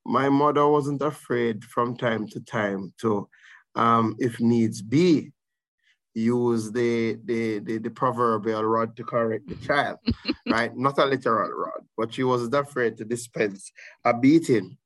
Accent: Saint Elizabeth, Jamaica; I grew up in St. Elizabeth. I mm. consider myself a son of St. Elizabeth

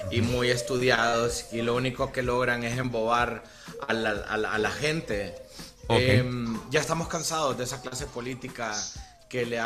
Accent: Tegucigalpa, Francisco Morazán, Honduras; Yo vengo de las calles de la colonia Kennedy, soy un artista urbano, se podría decir

